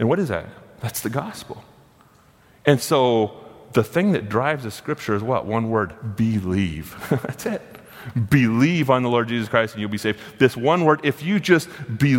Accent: United States; I was born inside of America

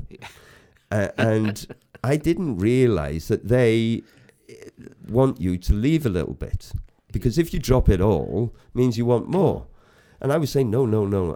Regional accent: Bethesda, Wales, United Kingdom; also born or lived in Greece / West Germany; I come from Wales. I'm proud of it. I come from, um, Bethesda originally. I went to Bethesda school.

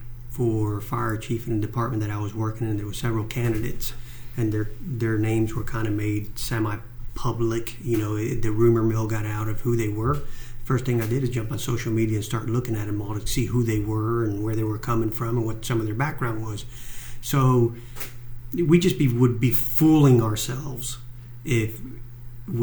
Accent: Cuba; moved away; I'm Cuban. I was born in Cuba

